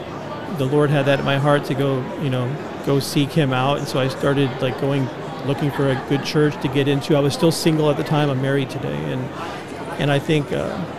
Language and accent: English; Connecticut, United States; also born or lived in Pennsylvania / Grand Rapids, Michigan; now in Phoenix, United States; I was born in Pennsylvania, I grew up in Connecticut, and then, you know, later on I moved to the Midwest